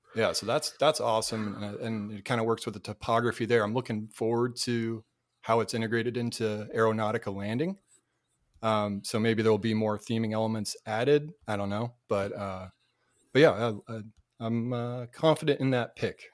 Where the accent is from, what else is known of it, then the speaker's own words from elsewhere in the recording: Cape Cod, Massachusetts, United States; moved away; also born or lived in North Carolina; Cape Cod, Massachusetts